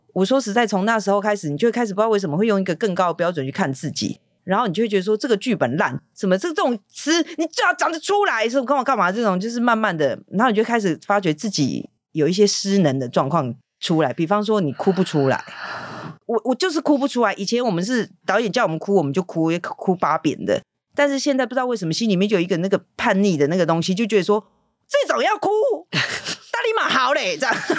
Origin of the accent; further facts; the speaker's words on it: Taipei, Taiwan; also born or lived in Keelung / Hualien; 在上台北念小学